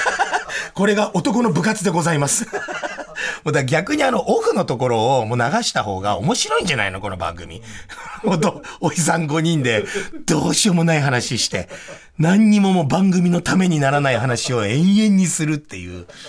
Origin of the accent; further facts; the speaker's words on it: Tokyo, Japan; 武蔵小山という、本当にね、もう車一台入れない、もう路地がワわってなって、今はもう開発が始まっちゃって全然違う風景になっちゃったけど、もう一軒飲み屋からもう、こう食べ物屋さんからがブシャーって何百年、何百軒も、もう所狭しと渦巻いている中で僕はもう生まれ育って